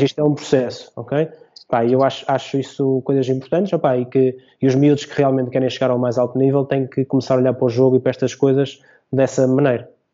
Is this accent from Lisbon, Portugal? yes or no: no; São João da Madeira, Aveiro District, Portugal; also born or lived in Oliveira; Eu sou de São João da Madeira, sou São Joanense